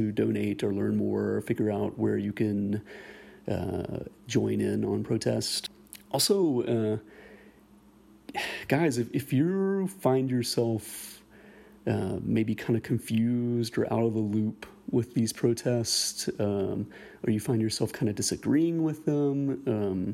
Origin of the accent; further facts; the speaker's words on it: the South, United States; I am middle-aged, born and raised in the South